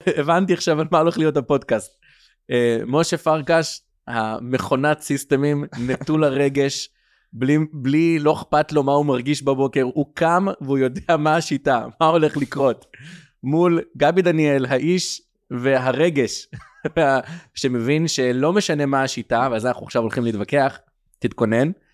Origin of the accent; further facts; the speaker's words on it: Kiryat Sefer, Israel; also born or lived in United States / Tel Aviv; גדלתי בבית חרדי בארצות הברית, אה, בגיל שמונה עליתי לארץ ועברנו למקום שקוראים לו קריית ספר